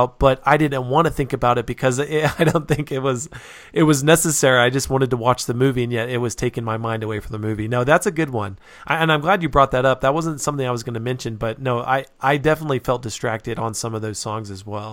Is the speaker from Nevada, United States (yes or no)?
yes; Reno, Nevada, United States; now in Utah, United States; I grew up in Nevada, and there are a few Indian reservations that are close to where I grew up